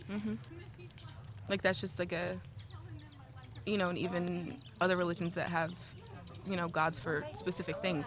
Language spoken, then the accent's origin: English; Chicago, Illinois, United States; I'm from Chicago.